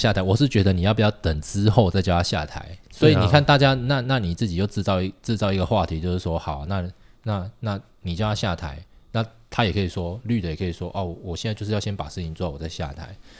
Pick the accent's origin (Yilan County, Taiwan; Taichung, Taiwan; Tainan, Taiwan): Tainan, Taiwan; 我外婆家苗栗嘛，我台南人，